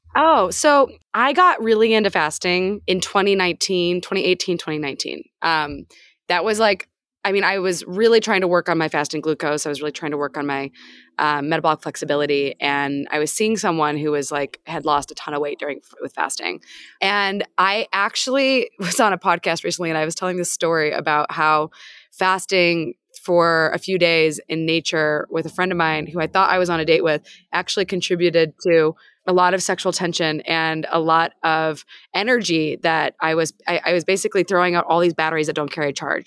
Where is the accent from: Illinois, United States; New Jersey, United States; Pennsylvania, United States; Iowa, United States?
Illinois, United States; Peoria; I grew up in Peoria, Illinois, which is basically America summarized